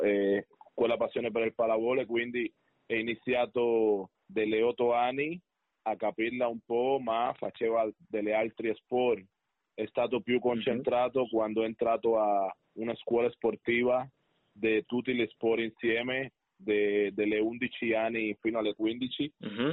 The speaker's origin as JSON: {"language": "Italian", "country": "Cuba", "second_language": "Italian", "moved": "yes", "lives_now": "Padua, Italy", "said": "sono proprio cubano da sangre"}